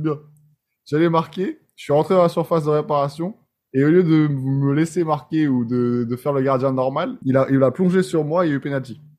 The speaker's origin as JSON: {"language": "French", "country": "France", "first_language": "French", "moved": "as an adult", "lives_now": "United States"}